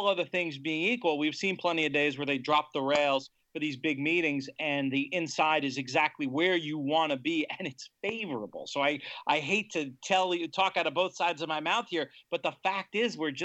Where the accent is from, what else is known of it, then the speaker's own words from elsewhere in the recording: United States; as an American